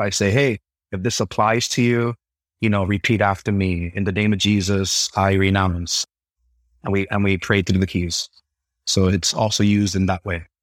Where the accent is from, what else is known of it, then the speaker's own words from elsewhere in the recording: New York City, New York, United States; Born and raised in Brooklyn, New York